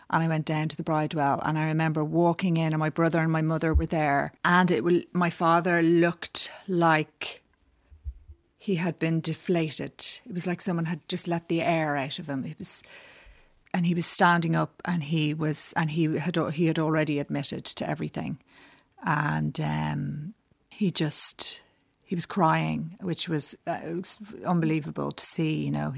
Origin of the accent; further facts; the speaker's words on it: Dublin, Leinster, Ireland; moved away as an adult; also born or lived in New York / Westmeath; I grew up in Dublin. I was born here and I grew up in the Chester Beatty Library in Shrewsbury Road. First, we were in Blackrock and then we moved to the Chester Beatty when I was about seven, I think.